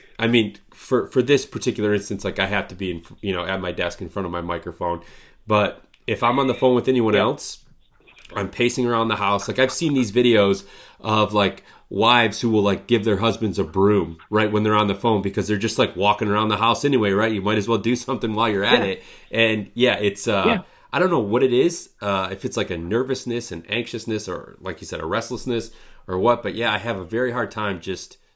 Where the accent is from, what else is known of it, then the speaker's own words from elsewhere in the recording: Michigan, United States; moved away; also born or lived in Chicago; I grew up in Michigan, and like I mentioned, I think before we started recording, a pretty rural area.